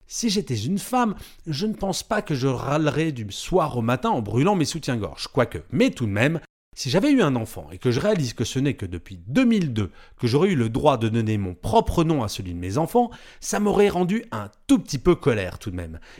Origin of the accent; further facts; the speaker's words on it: France; Ouf, je suis pas née en Corée, je suis française.